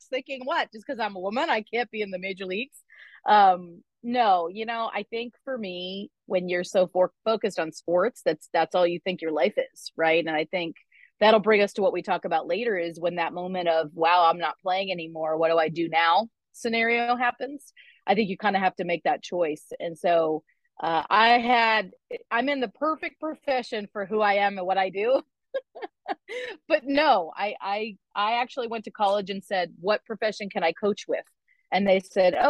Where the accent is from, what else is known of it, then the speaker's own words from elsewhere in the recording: Skowhegan, Maine, United States; moved away as an adult; also born or lived in Georgia; now in California, United States; I'm originally from Maine, which is really far from California. I went to high school in a small town in central Maine called Skowhegan High School